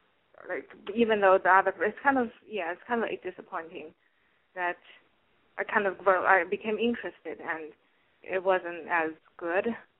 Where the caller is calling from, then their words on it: New York City, New York, United States; I'm calling from New York. I'm 29.